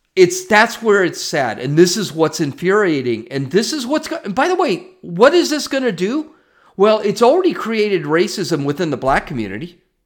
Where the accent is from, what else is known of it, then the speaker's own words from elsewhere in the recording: United States; I'm not white. I'm an American.